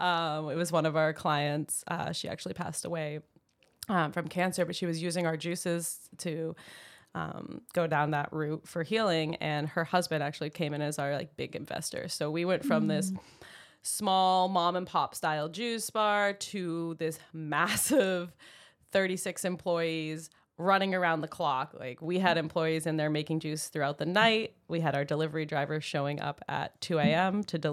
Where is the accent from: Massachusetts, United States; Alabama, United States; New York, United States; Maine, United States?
Maine, United States; moved away as an adult; So I moved to California fresh out of college. I knew I was from Maine and had to de-thaw from, you know, all the coldness of 22 years.